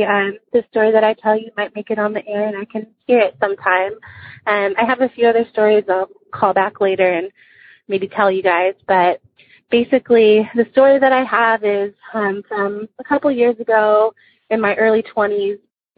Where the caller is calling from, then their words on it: Dallas, Texas, United States; Hi, Brewskies. … I'm from Dallas, Texas.